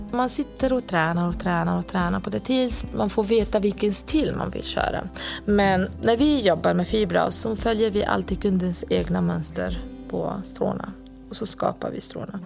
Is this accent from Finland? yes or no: no; Lebanon; moved away as an adult; now in Sweden; jag kom från Libanon 2004 och då var jag 19 år.